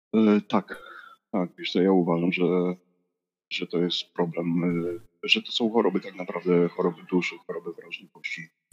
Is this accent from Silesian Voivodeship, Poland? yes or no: yes; Silesian Voivodeship, Poland; also born or lived in Przemyśl area, Poland / Bytom, Poland / Gliwice, Poland; Jestem ze Śląska, tak wiesz, z serca tego górnego Śląska